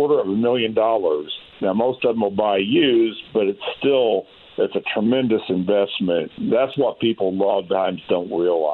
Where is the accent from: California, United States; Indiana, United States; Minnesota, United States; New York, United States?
Indiana, United States; Greenwood; I grew up on farm ground in Johnson County, just south of Greenwood